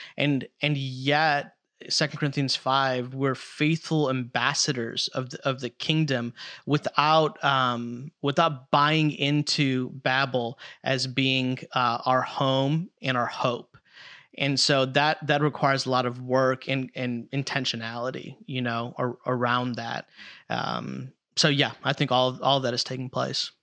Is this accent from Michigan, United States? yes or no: no; Chicago, Illinois, United States; I grew up in Chicago